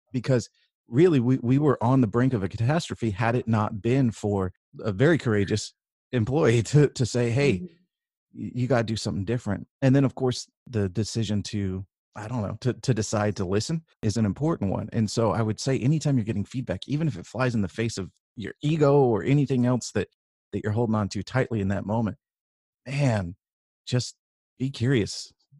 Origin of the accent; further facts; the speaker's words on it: California, United States; And I grew up in Northern California with, you know, kind of a liberal outlook from my parents